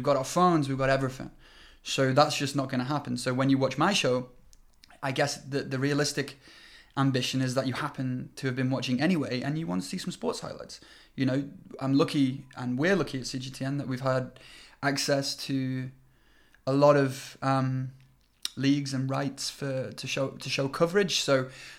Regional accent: United Kingdom; now in China; I'm British

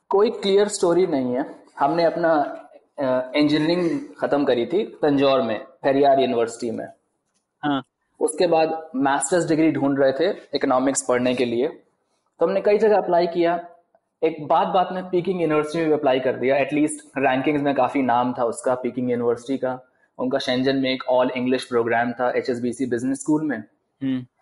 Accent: Kanpur, Uttar Pradesh, India; moved away as an adult; also born or lived in Shenzhen, China; now in Beijing, China; बचपन से पले बड़े वहां पे

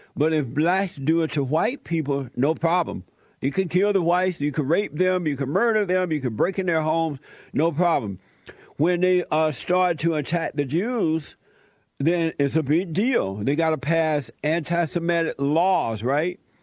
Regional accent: Alabama, United States; moved away; I grew up in Alabama. I grew up on a plantation

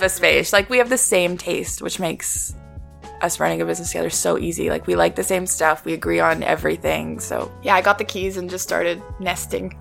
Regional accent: Vancouver, British Columbia, Canada; moved away as an adult; now in Toronto, Canada; growing up in Vancouver, it's very small.

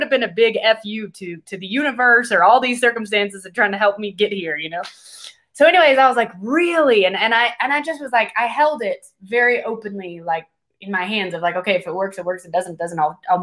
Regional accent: United States; moved away as an adult; now in Guatemala; I'm an American

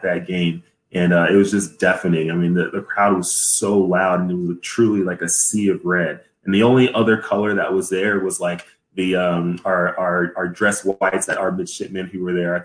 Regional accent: Dallas, Texas, United States; moved away as an adult; originally I'm from Dallas, Texas. I grew up there my whole life

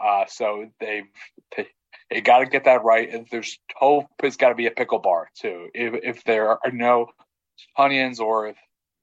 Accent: Texas, United States; someone who grew up in Texas

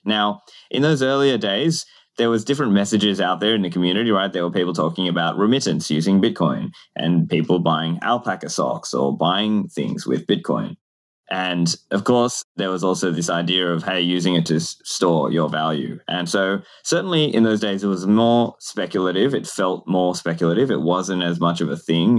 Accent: Australia; I grew up in Australia

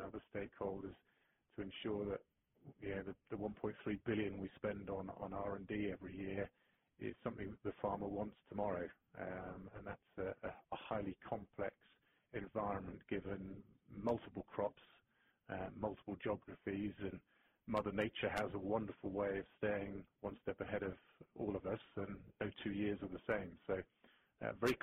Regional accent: England, United Kingdom; moved away as an adult; also born or lived in Thailand / Hong Kong / United States; now in Switzerland; being English and starting my career in the UK

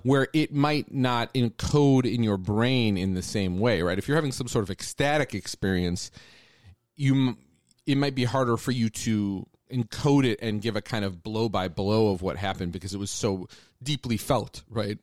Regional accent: Phoenix, Arizona, United States; So I grew up in the Phoenix area, which is a very different kind of place

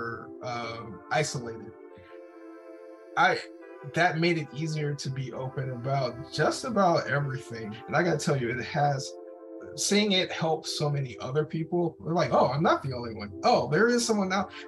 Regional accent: United States; born and raised in the United States

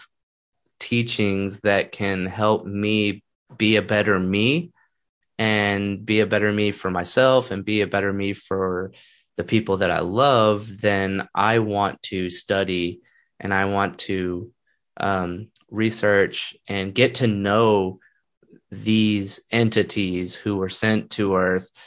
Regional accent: Texas, United States; growing up in America and also growing up in Texas

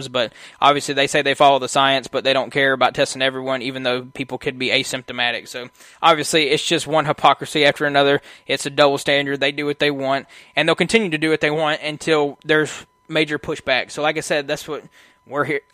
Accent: United States; I was born in America

